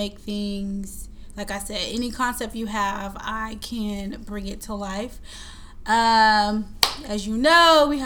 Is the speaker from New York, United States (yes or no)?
no; Portland, Oregon, United States; Born and raised in Portland. Majority of my life, Northeast Portland